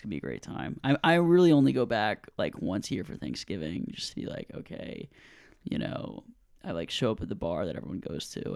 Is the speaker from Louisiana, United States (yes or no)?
yes; New Orleans, Louisiana, United States; I grew up in New Orleans